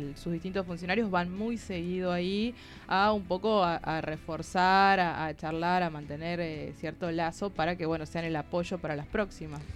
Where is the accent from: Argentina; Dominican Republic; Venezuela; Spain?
Argentina; Tucumán; moved away as an adult; vengo de Tucumán